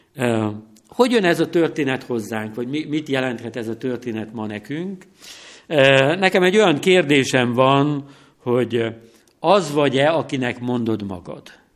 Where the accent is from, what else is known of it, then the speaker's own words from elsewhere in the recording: Tiszavasvári, Szabolcs-Szatmár-Bereg, Hungary; now in Nógrád County, Hungary; Tisza-Vasváriban, eh, nőttem fel